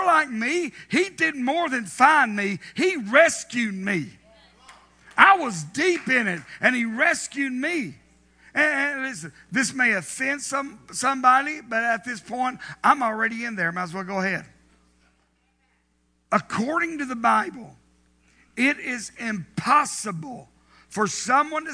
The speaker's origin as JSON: {"language": "English", "region": "the South", "country": "United States", "tie": "born or raised there", "said": "Growing up in the South"}